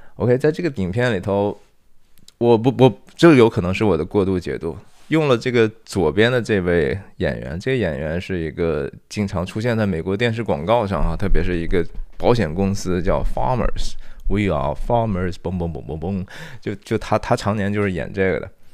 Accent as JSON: {"language": "Chinese", "country": "China", "moved": "yes", "lives_now": "United States", "said": "作为一个华人或者是 中国人"}